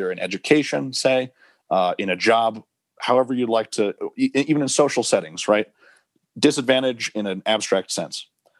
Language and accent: English; Albuquerque, New Mexico, United States; You know, I grew up in Albuquerque. I'm really proud of that.